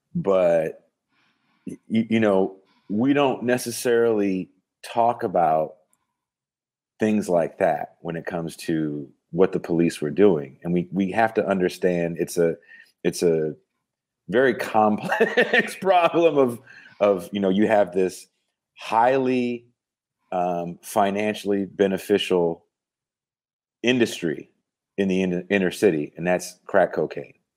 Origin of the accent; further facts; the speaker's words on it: the Bay Area, California, United States; also born or lived in Oakland; I'm from the Bay.